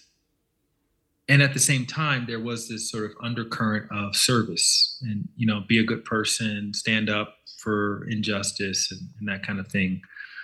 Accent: Montgomery, Alabama, United States; I grew up in Montgomery, Alabama

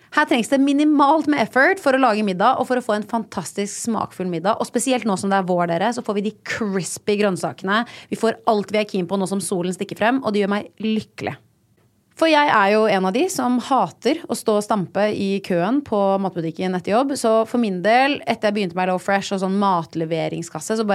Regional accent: Nesodden, Akershus, Norway; born or raised there; now in Oslo, Norway

